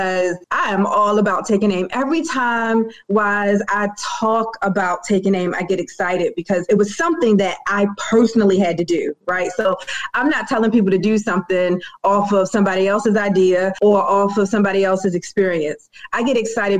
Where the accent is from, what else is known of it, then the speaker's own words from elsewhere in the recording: Baltimore, Maryland, United States; I am from Bmore, born and raised